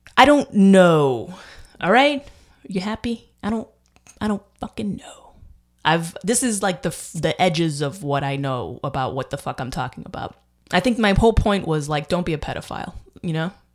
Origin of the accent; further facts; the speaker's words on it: United States; also born or lived in Dominican Republic; I'm American. And I, you know, I speak fluent Spanish. I lived in, I went to high school in Dominican Republic. I'm American, though